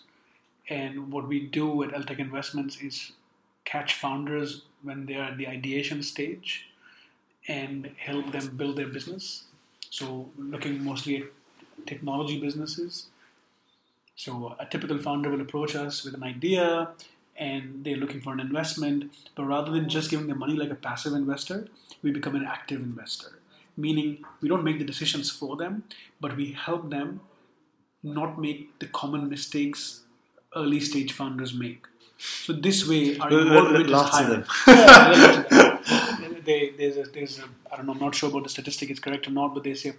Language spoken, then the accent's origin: English; Karachi, Sindh, Pakistan; now in United Kingdom; I grew up in a very progressive city called Karachi, coastal city